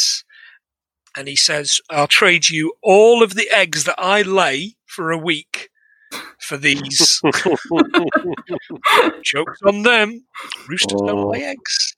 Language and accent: English; Bradford, Yorkshire and the Humber, United Kingdom; It was tough growing up in Yorkshire.